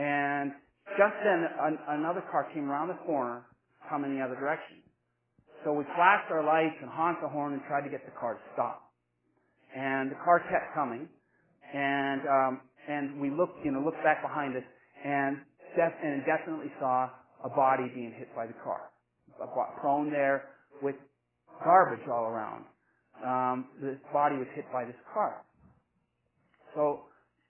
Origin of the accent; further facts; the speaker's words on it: Texas, United States; moved away as an adult; also born or lived in Alberta, Canada / Lethbridge, Canada; I grew up in Texas. I was born in Alberta, and when I finished school in Texas, I said, I want to be a Canadian, so I came here